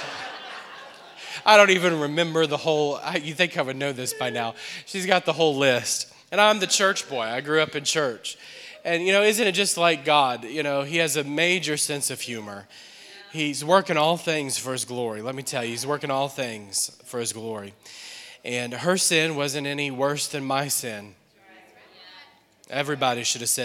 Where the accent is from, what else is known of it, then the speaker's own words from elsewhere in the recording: New Orleans, Louisiana, United States; moved away as an adult; now in Akron, United States; We're from New Orleans, and we've been here now for about 2 years